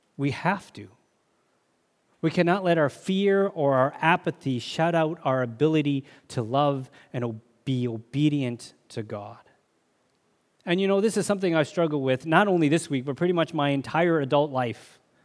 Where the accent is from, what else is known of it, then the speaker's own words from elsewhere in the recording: Canada; I'm a Canadian citizen